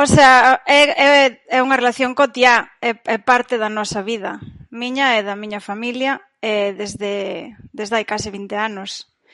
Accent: Brión, Galicia, Spain; moved away as an adult; also born or lived in Santiago de Compostela / Portland / California; now in Amsterdam, Netherlands; Parroquia de Ons, aldea de Ons da Baixo

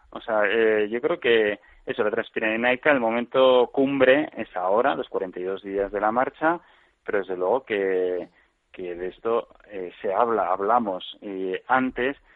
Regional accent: Pamplona, Navarre, Spain; yo soy de Pamplona, vivo, y trabajo en Pamplona.

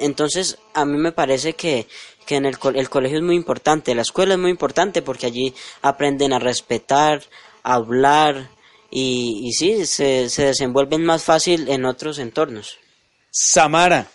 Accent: Tienda Nueva, Valle del Cauca, Colombia; also born or lived in Medellín; soy del corregimiento de Tienda Nueva y vengo desde Medellín

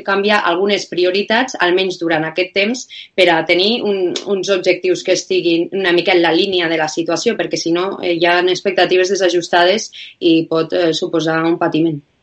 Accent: Lleida, Catalonia, Spain; now in Bilbao, Spain; jo vinc a Bilbao, però sóc de Lleida i quan vaig baixant a Lleida pues, a veure els meus pares

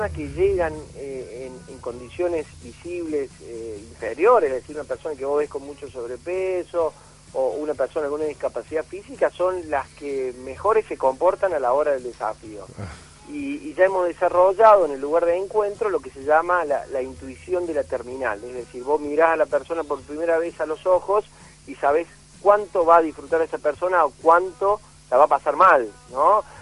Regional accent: Argentina; para no olvidarse eh, dónde estamos eh, viviendo, que somos argentinos, que tenemos la cordillera más bella del mundo

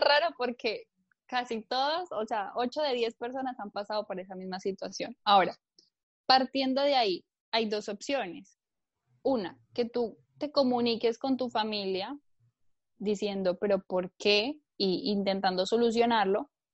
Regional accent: Colombia; now in Barcelona, Spain; yo vivo en, Barcelona, en España, pero bueno, nací en Colombia, llevo bastantes años por aquí

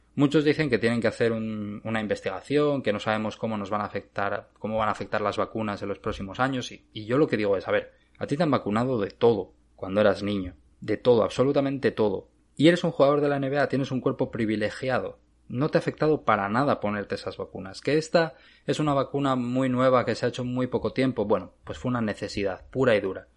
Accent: Asturias, Spain; moved away as an adult; now in Arizona, United States; Yo soy de Asturias

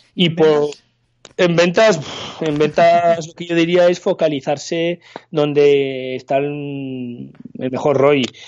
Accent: Paris, Île-de-France, France; moved away as an adult; also born or lived in Barcelona, Spain; now in Spain; me fui a vivir a París, donde me crié principalmente, viví allí 23 años

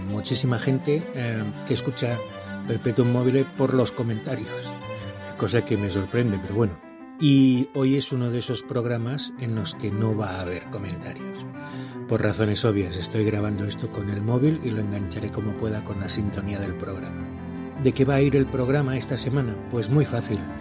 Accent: Barcelona, Catalonia, Spain; now in Huesca, Spain; No estoy en mi casa, no estoy en Huesca, estoy en mi casa original, estoy allí donde nací, en Barcelona

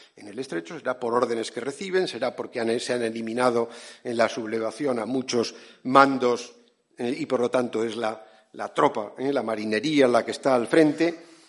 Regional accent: San Sebastián, Basque Country, Spain; Mi ciudad natal en San Sebastián

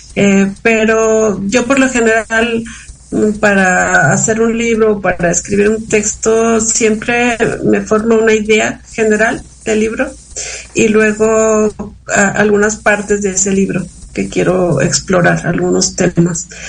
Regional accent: Ciudad Fernández, San Luis Potosí, Mexico; now in San Luis Potosí, Mexico; en mi pueblo, donde crecí, que es el refugio Ciudad Fernández, San Luis Potosí

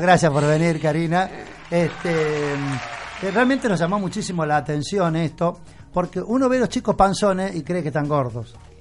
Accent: Sunchales, Santa Fe, Argentina; yo soy de Sunchale

